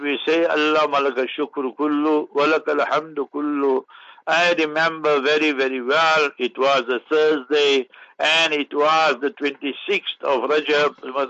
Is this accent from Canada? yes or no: no; South Africa; I say, I'm a South African. I love South Africans. Is that a problem? No.